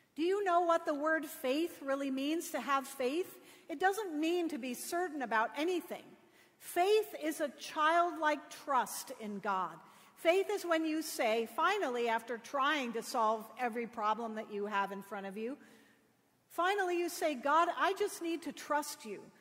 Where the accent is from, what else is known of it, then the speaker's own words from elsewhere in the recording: Connecticut, United States; I grew up in Connecticut